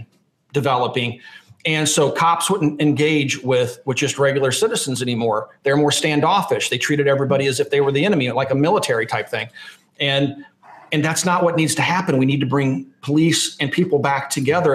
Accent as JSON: {"language": "English", "town": "Lawrence", "region": "Kansas", "country": "United States", "tie": "born or raised there", "moved": "yes", "said": "When I was a kid growing up in Lawrence, Kansas"}